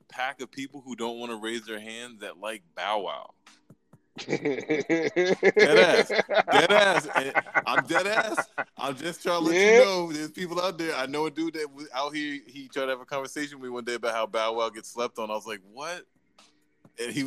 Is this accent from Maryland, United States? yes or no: yes; Maryland, United States; also born or lived in Atlanta, Georgia; I was born in Atlanta, grew up in Maryland